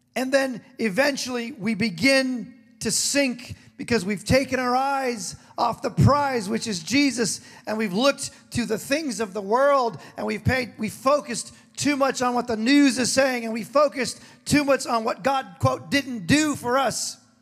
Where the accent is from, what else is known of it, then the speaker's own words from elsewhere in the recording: Hawaii, United States; also born or lived in San Diego, California; I was born in California, lived in San Diego till I was seven, and I was raised in Hawaii.